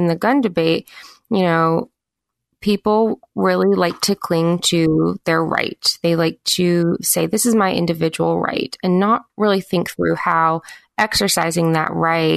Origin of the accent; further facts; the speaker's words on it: the South, United States; where I live in the South and where I grew up in the South